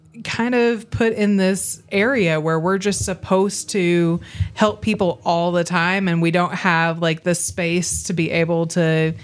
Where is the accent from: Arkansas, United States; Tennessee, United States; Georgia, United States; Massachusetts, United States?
Arkansas, United States; also born or lived in New York; I'm originally from New York. We moved to Arkansas when I was one.